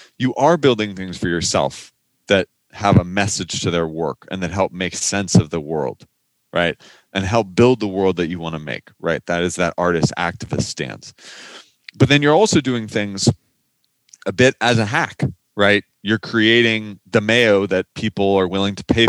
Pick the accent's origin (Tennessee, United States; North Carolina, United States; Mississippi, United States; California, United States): California, United States; Silicon Valley; I grew up in Silicon Valley